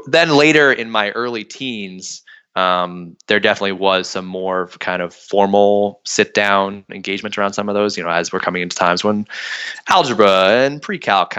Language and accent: English; Hudson Valley, New York, United States; I grew up in the Hudson Valley of New York, which is just a couple hours north of New York City